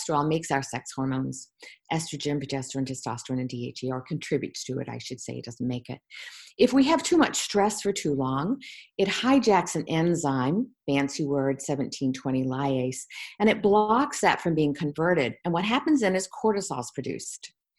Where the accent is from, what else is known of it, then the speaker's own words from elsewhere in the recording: Virginia Beach, Virginia, United States; And I grew up in Virginia Beach after that, and Edgar Casey's foundation was there.